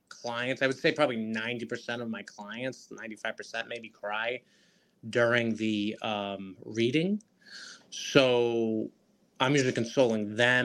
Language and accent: English; Rhode Island, United States; I'm from Rhode Island